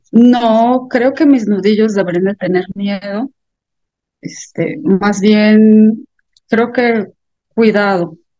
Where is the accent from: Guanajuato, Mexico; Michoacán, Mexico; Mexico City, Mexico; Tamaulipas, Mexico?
Guanajuato, Mexico; Celaya; soy una escritora de Celaya, Guanajuato